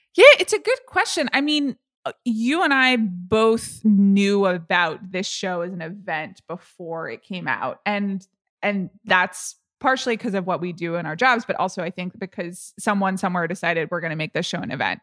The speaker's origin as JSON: {"language": "English", "country": "United States", "said": "I'm an American"}